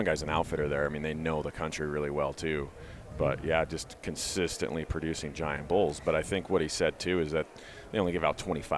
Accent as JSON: {"language": "English", "region": "Montana", "country": "United States", "tie": "born or raised there", "moved": "yes", "said": "I grew up in Montana. I spent 25 years there"}